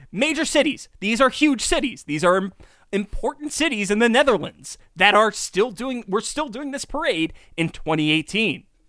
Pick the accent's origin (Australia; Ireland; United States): United States; Kingston, New York; we're from Kingston.